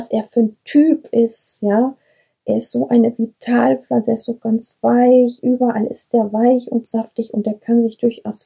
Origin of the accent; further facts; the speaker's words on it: Brenscheid, North Rhine-Westphalia, Germany; Brenscheid, hier bin ich auch aufgewachsen und was ich halt immer liebe hier, und das schätze ich so, und das wünsche ich dem ganzen Ennepe-Ruhr-Kreis, wilde Ecken.